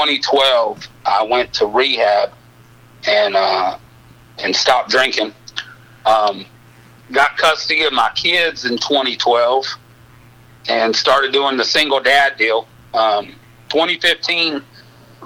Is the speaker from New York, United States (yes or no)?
no; Odessa, Texas, United States; From Odessa, Texas.